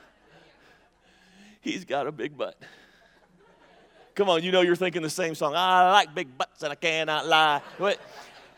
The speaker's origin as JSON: {"language": "English", "region": "Mississippi", "country": "United States", "said": "I'm from Mississippi"}